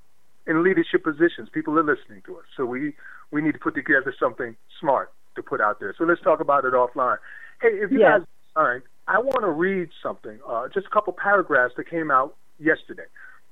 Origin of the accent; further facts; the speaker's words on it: New Jersey, United States; now in South Carolina, United States; I'm born and bred in Jersey, so what's up, Jersey?